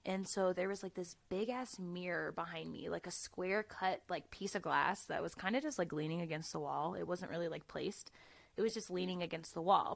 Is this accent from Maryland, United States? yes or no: no; Florida, United States; moved away as an adult; now in Colorado, United States; I'm from Florida